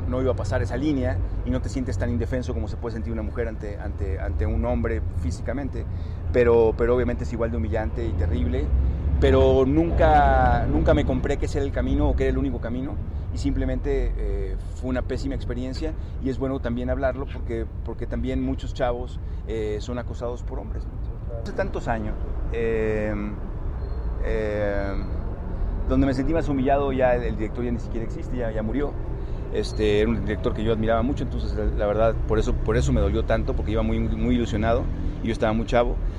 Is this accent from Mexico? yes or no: yes; northern Mexico, Mexico; Yo soy norteño